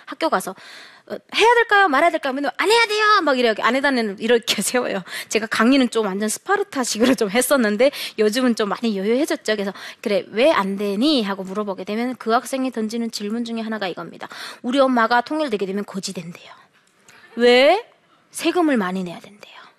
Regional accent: North Korea; moved away as an adult; now in South Korea; 저는 어, 북한에서 살다가 네, 태어나서 살다가 2008년도에 도망항을 건너서 남한으로 2009년도에 입국을 해서

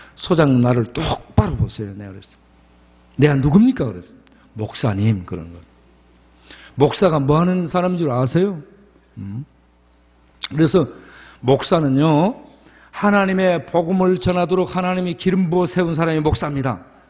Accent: Jindo, South Jeolla, South Korea; 제가 태어난 고향이 전라남도 진도 조도 섬마을입니다

